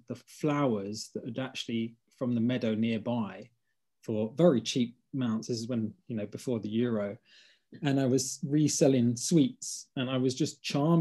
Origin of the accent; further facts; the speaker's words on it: London, United Kingdom; I grew up in Hackney